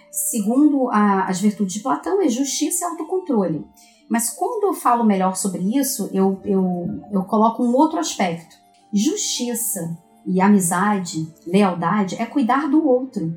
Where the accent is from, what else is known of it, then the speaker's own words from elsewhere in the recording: Brazil; nós somos aqui do Brasil